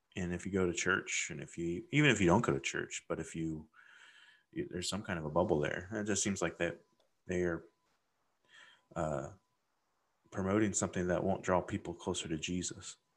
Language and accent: English; Midwest, United States; growing up in the Midwest